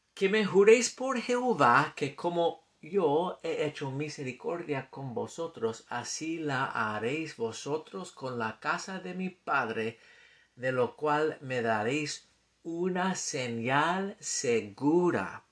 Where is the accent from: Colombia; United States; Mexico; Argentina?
United States; accent: gringo; Spanish is a second language; mi acento gringo